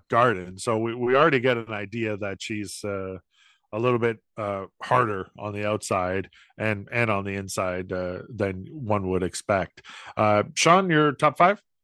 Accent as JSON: {"language": "English", "town": "St. Catharines", "region": "Ontario", "country": "Canada", "tie": "born or raised there", "said": "my hometown of Saint Catharines"}